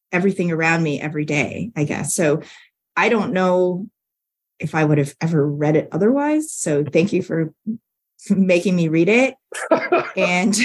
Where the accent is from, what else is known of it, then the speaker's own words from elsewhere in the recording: Canada; now in Nebraska, United States; as a Canadian transplanted in Nebraska by choice